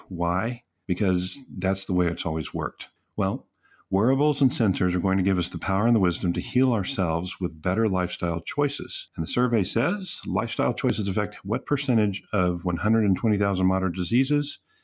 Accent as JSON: {"language": "English", "region": "Texas", "country": "United States", "said": "I'm from Texas and we have hoot nannies and we give a hoot"}